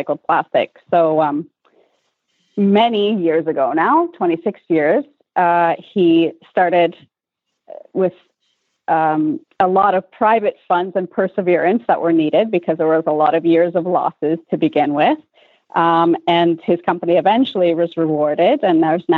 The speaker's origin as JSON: {"language": "English", "country": "Canada", "tie": "born or raised there", "also_born_or_lived": "Europe", "moved": "as an adult", "said": "born and raised in Canada and then ended up in Europe for 8 years"}